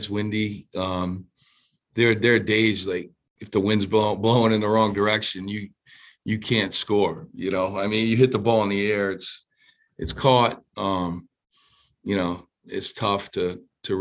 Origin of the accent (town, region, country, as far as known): Providence, Rhode Island, United States; born or raised there